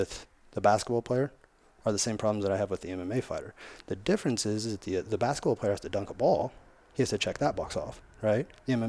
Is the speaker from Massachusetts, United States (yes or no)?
no; Hillsboro, Illinois, United States; I'm from Hillsborough, Illinois.